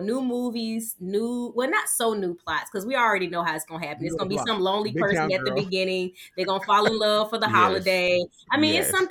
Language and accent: English; the South, United States; I'm from the South.